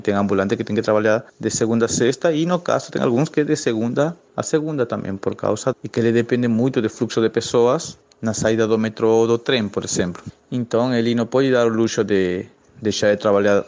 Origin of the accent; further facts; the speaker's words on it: Peru; Portuguese is a second language; now in Brazil; eu sou peruano, eu sou um imigrante aqui no Brasil